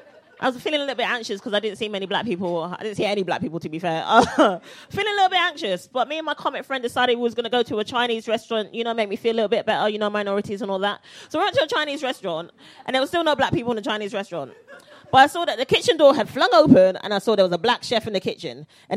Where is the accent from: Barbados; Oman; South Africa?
Barbados; now in United Kingdom